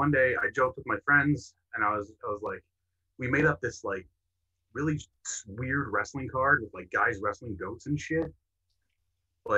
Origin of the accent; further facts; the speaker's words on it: Canada; I'm from Canada, where it's always cold